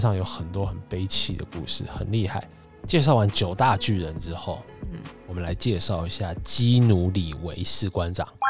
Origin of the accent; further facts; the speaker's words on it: Taiwan; moved away; also born or lived in mainland China; 我们身为台湾人